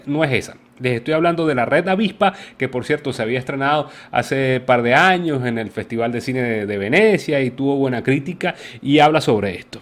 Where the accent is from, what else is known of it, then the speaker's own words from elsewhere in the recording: Venezuela; uno como venezolano